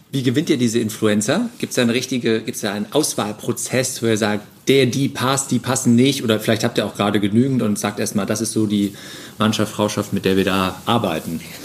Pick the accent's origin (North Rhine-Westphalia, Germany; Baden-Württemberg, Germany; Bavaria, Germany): North Rhine-Westphalia, Germany; Cologne; als Kölner